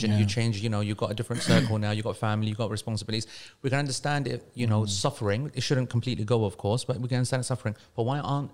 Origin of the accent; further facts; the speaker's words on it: London, United Kingdom; moved away as an adult; also born or lived in Manchester; I'm from London, but I'm living in Manchester